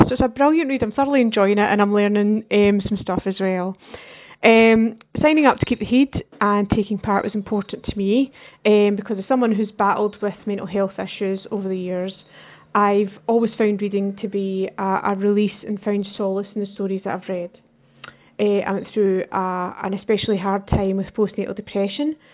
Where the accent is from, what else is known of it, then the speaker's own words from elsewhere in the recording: Lanark, Scotland, United Kingdom; I'm from Lanark in Lanarkshire